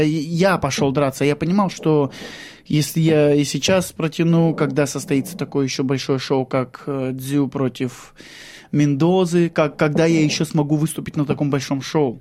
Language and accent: Russian; Shlisselburg, Leningrad Oblast, Russia; moved away as an adult; now in Australia; Я родом из Шлиссельбурга, это Ленинградская область